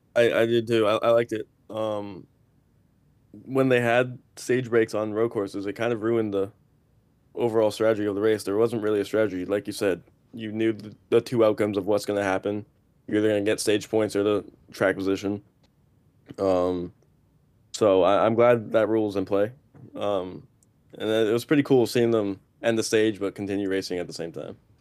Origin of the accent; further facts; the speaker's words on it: Boston, Massachusetts, United States; I'm from Boston, Massachusetts